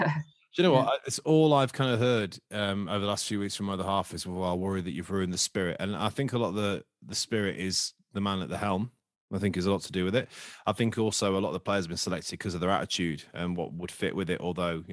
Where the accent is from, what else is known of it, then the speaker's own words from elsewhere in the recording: Skegness, East Midlands, United Kingdom; back in the sort of mid to late 90s, when I was a kid growing up in Skeg